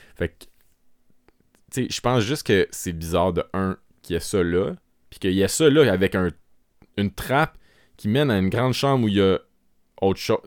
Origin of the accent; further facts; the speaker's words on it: Quebec, Canada; accent: Québécois; notre accent québécois